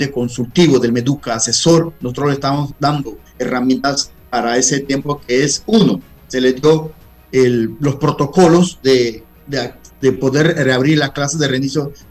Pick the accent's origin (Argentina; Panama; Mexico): Panama; Guna Yala; yo soy de Cunayala